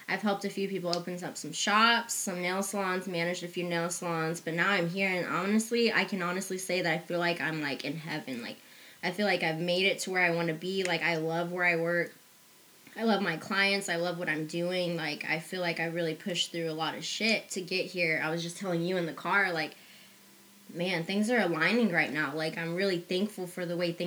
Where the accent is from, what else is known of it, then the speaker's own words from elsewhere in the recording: Garden City, Kansas, United States; moved away; my hometown, Garden City, Kansas